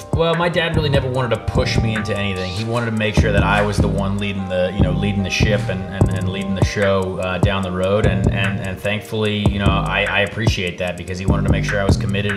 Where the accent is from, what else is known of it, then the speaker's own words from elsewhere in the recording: Noblesville, Indiana, United States; I grew up in Noblesville, Indiana.